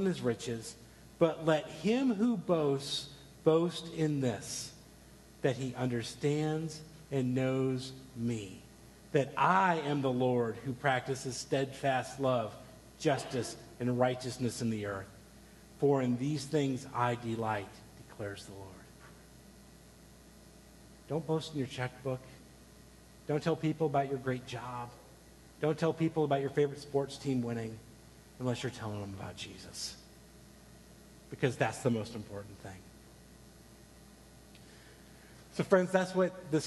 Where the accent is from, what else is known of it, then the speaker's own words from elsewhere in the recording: United States; you'd probably guess that I'm an American